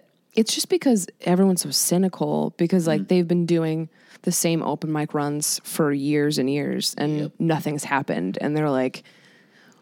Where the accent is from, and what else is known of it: Marshfield, Massachusetts, United States; moved away